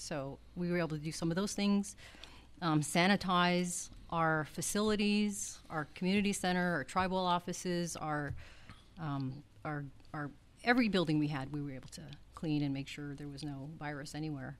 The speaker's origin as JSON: {"language": "English", "country": "United States", "said": "as American Indian people, we're so used to being with one another"}